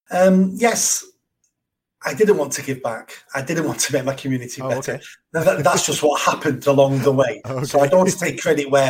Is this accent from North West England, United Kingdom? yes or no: yes; Manchester, North West England, United Kingdom; I'm from Manchester, born on a notorious council estate. Had a normal childhood. Well, it was normal to me at the time. Um, had no father lived in poverty.